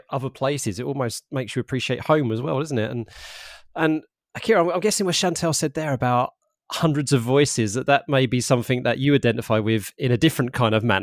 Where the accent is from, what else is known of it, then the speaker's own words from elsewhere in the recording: London, United Kingdom; I'm from London myself-ish